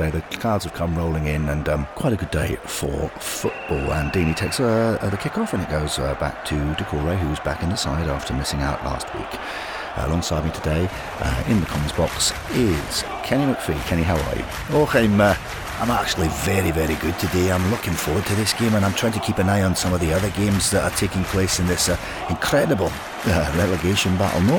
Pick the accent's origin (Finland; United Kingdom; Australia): United Kingdom; Glasgow, Scotland; now in London, United Kingdom; I've lived in uh, in London now for quite a long time. Um, I managed to hold on to my accent, but uh, I've got a few little colloquialisms that um, I use, which I, I, never used to use when I was a child living up in uh, in Glasgow.